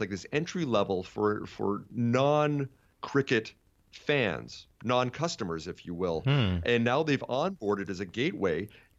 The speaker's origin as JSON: {"language": "English", "country": "Canada", "said": "I'm Canadian like you, so I didn't know too much about cricket."}